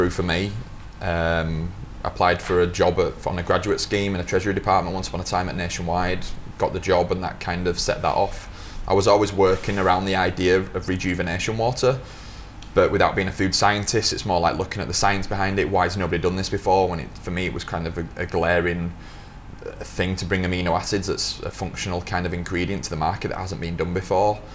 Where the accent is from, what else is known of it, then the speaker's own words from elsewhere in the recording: Yorkshire and the Humber, United Kingdom; moved away; also born or lived in Lancaster; I grew up in Yorkshire to start with. I went to the university at Lancaster